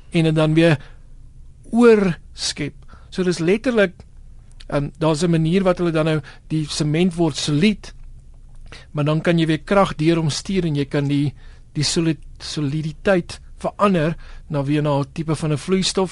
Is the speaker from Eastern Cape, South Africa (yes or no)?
no; Western Cape, South Africa; Ek het groot geword onder in die Weskaap